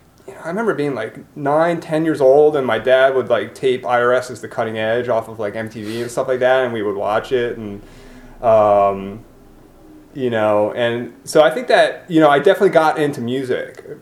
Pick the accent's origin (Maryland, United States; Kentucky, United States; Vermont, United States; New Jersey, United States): New Jersey, United States; Cherry Hill; also born or lived in Philadelphia, Pennsylvania / Yorkshire Dales, England; I grew up in Cherry Hill.